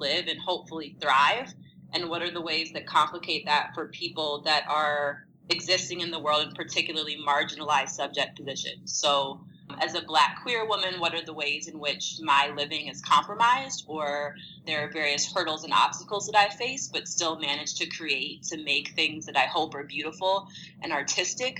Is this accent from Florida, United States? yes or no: no; St. Louis, Missouri, United States; I was born and raised in St. Louis, Missouri